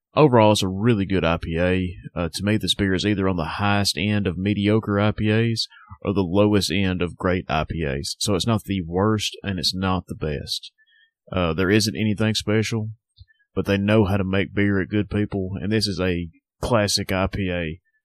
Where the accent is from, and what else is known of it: Northwest Alabama, United States; born or raised there